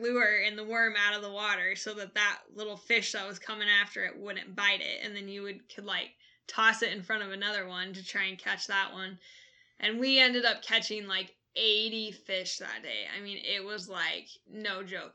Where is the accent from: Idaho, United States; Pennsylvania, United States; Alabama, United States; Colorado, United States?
Idaho, United States; McCall; moved away; also born or lived in Bitterroot Valley, Montana; growing up in McCall, Idaho